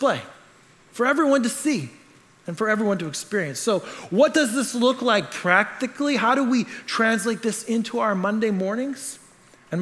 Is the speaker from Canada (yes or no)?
yes; Canada; I'm Canadian